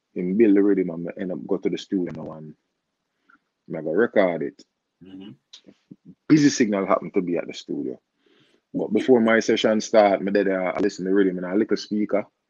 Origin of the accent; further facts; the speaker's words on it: Jamaica; I'm a Jamaican artist